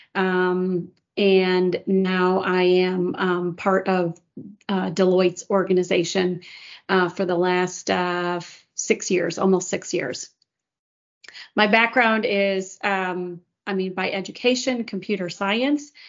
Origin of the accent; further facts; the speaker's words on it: Chicago, Illinois, United States; moved away as an adult; now in Houston, United States; I'm originally from the Chicago area